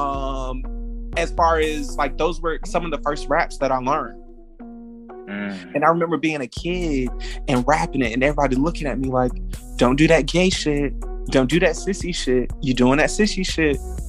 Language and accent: English; Fayetteville, North Carolina, United States; moved away as an adult; now in Atlanta, United States; before I moved from Fayetteville and moved to Atlanta for Chasing Atlanta